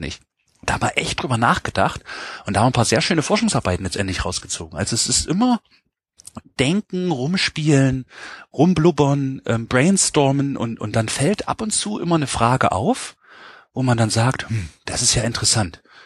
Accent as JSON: {"language": "German", "town": "Halle", "region": "Saxony-Anhalt", "country": "Germany", "tie": "born or raised there", "moved": "yes", "lives_now": "Jena, Germany", "said": "ich komme wie gesagt aus Hallander Saale, es ist in Sachsen-Anhalt, Ostdeutschland"}